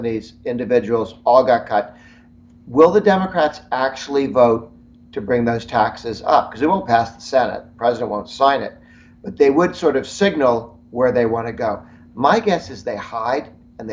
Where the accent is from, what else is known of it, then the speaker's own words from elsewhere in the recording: Massachusetts, United States; moved away; I'm originally from Massachusetts. Prior to emigrating to the United States, I grew up in Massachusetts